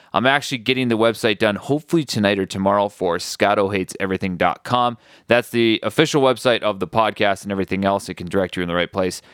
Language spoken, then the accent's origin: English; Midwest, United States; moved away; I'm originally from the Midwest